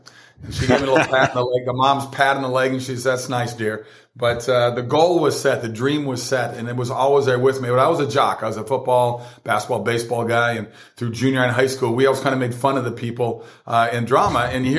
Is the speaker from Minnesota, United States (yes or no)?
yes; Minnesota, United States; born or raised there; moved away as an adult; also born or lived in Italy